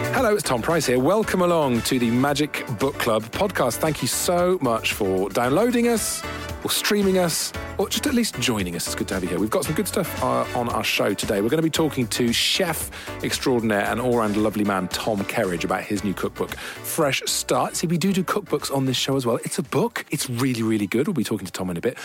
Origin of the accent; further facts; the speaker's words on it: Welsh, Wales, United Kingdom; I'm Welsh